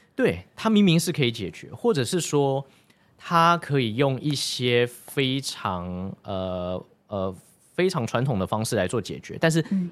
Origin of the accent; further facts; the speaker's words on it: Taichung, Taiwan; 我是台中人